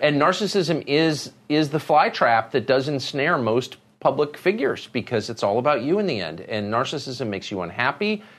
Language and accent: English; Southern California, United States; growing up in Southern California, you know, we smoked marijuana every day